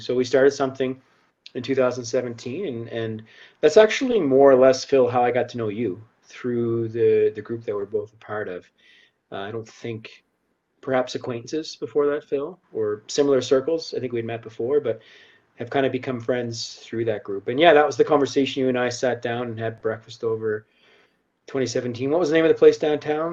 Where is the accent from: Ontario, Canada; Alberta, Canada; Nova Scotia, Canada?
Nova Scotia, Canada; Halifax; moved away as an adult; now in Calgary, Canada; I'm originally from Halifax, the East Coast. Grew up there, um, moved here, chasing a girl